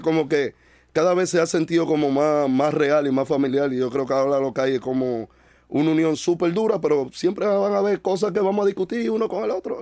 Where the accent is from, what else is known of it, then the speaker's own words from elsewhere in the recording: Dominican Republic; de donde yo vengo, tú entiendes, había muy poca información